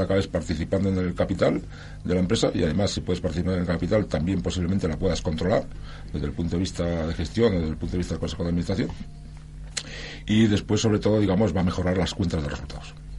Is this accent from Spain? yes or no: yes; Barcelona, Catalonia, Spain; moved away; Yo soy catalán, ¿eh? nací en Barcelona y viví, viví 27 años en Barcelona, tengo familia en Barcelona